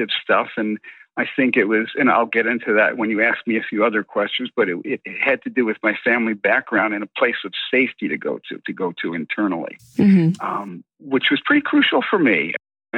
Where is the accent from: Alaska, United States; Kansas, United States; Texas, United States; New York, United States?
New York, United States; Buffalo; now in Toluca Lake, United States; I grew up for 14 years on the outskirts of Buffalo, New York, in a small working class area